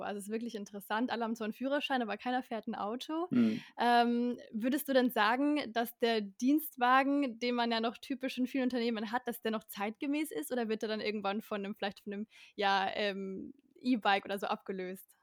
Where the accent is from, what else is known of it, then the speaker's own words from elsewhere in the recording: Bavaria, Germany; bei uns in Bayern